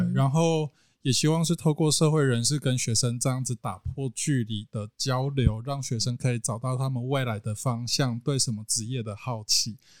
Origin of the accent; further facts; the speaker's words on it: central Taiwan, Taiwan; also born or lived in Kaohsiung; 在回到中部之后，尤其这边又是我的出生地